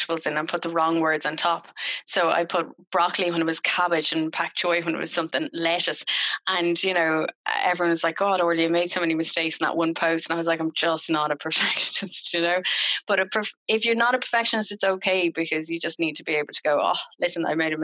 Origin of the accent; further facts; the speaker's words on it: Ireland; I'm Irish